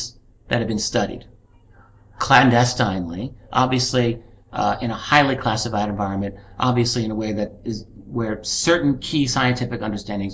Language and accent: English; United States; I'm an American citizen. That's my government.